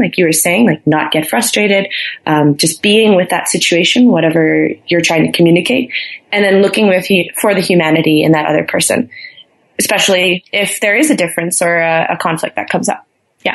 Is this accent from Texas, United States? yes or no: no; Milwaukee, Wisconsin, United States; moved away as an adult; also born or lived in Frankfurt, Germany; now in Boulder, United States; I'm from Milwaukee, Wisconsin. Um, Midwest